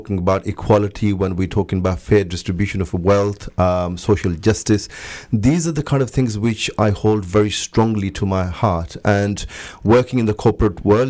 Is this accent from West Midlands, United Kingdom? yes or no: no; Luton, East of England, United Kingdom; also born or lived in Pakistan; I was born in Pakistan, raised in Luton, so I've been through the education system.